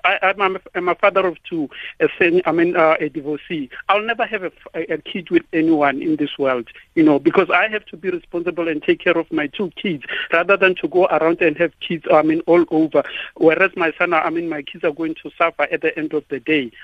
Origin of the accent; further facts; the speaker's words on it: South Africa; now in Polokwane, South Africa; as South African men